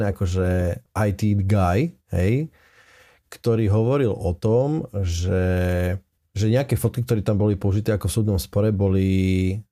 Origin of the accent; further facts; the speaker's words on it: Slovakia; my sme no Slováci.